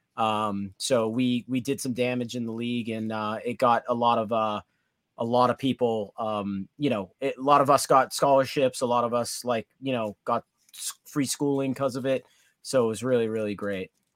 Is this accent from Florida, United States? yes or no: no; Danvers, Massachusetts, United States; I grew up in the Northeast, uh, North Shore. Um, hockey was massive in my hometown, Danvers, Massachusetts